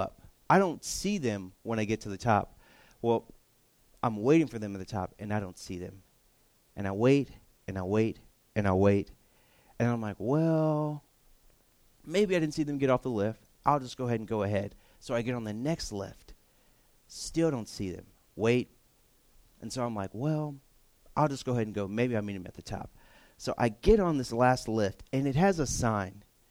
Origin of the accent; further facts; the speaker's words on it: Texas, United States; moved away; I'm from Texas